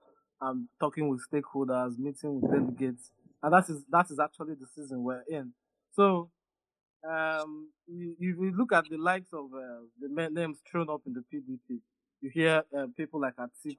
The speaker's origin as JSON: {"language": "English", "region": "southern Nigeria", "country": "Nigeria", "said": "Though it is nice as a Southerner, you know, he's passing a strong message to tell Northern Nigeria that this is our time."}